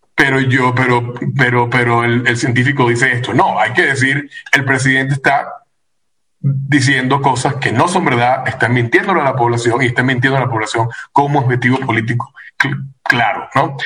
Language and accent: Spanish; Venezuela; now in United States; como venezolano te puedo decir